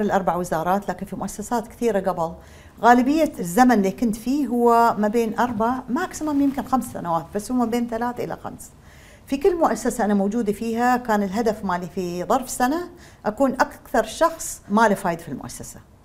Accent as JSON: {"language": "Arabic", "country": "United Arab Emirates", "said": "أساسنا كاماراتيين الدي ان اي مالنا ما تغير"}